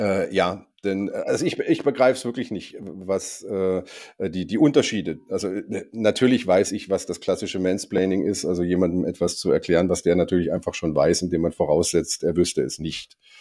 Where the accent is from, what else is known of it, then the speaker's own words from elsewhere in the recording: Germany; ich bin Deutscher